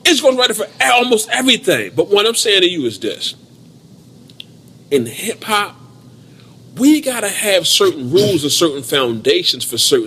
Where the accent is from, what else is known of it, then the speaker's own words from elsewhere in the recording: Baltimore, Maryland, United States; I'm from Baltimore